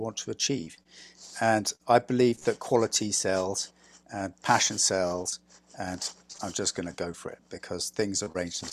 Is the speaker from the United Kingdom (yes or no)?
yes; England, United Kingdom; moved away as an adult; now in Vermont, United States; I'm English